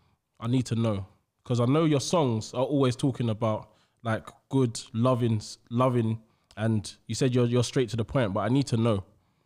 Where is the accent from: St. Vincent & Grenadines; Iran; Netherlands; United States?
St. Vincent & Grenadines; also born or lived in Isle of Dogs, London; now in London, United Kingdom; I'm from St. Vincent, especially when I was in the Caribbean